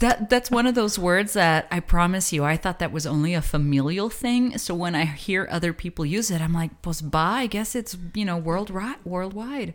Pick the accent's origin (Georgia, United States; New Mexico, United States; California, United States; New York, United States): New Mexico, United States; the Borderlands; Bueno Foods is something that we grew up with here in the Borderlands